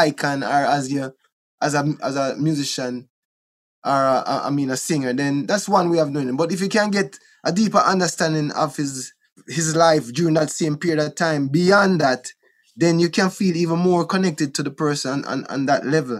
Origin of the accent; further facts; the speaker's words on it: Kingston, Jamaica; also born or lived in Wilmington, Delaware / Bull Bay, Jamaica; Trenchtown, where I was born in Trenchtown. We grew up in a Trenchtown a little bit